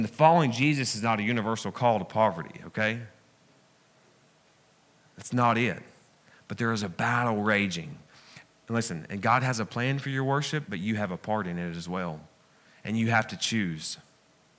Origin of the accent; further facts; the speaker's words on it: the South, United States; I'm from the South, man, okay? I have some education, but I'm still country